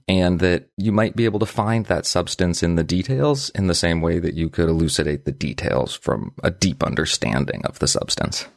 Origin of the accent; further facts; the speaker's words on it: Vermont, United States; we grew up in Vermont and we live and work in Vermont.